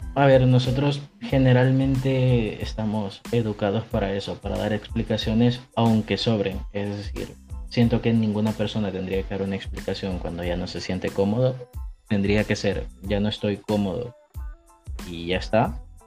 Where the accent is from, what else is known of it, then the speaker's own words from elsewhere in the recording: El Salvador; now in Spain; soy del Salvador, actualmente vivo en España